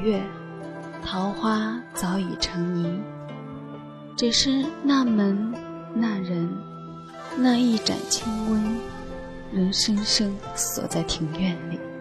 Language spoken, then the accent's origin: Chinese; northern China, China; 我呢，是一个来自北方的女子